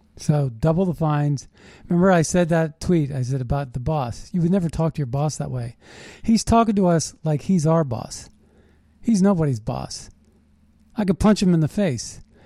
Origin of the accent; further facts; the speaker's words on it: United States; We're American patriots